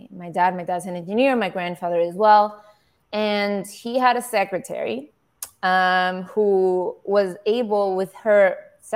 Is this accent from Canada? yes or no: no; Caracas, Capital District, Venezuela; moved away; the people I grew up with, my age that I grew up with in Caracas